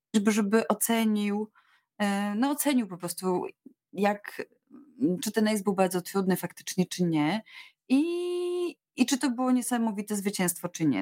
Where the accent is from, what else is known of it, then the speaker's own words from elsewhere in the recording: Łódź, Łódź Voivodeship, Poland; urodziłam się w Łodzi, daleko od wszystkich, od różnych akwenów, ale mama zapisała mnie w podstawówce do szkótni w Pabianicach